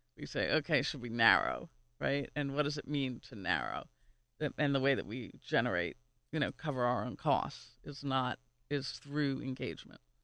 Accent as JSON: {"language": "English", "region": "New York", "country": "United States", "moved": "as an adult", "lives_now": "Pittsburgh, United States", "said": "I've worked in tech, and I'm from New York"}